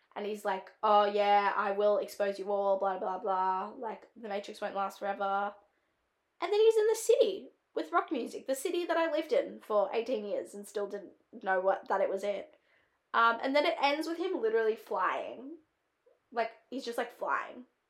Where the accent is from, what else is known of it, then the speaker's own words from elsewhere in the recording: Australia; accent: Australian; it's my own accent